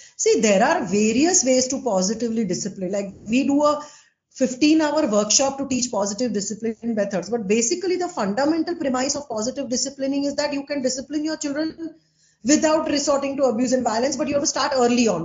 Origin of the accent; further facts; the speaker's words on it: Ahmedabad, Gujarat, India; I'm from Ahmedabad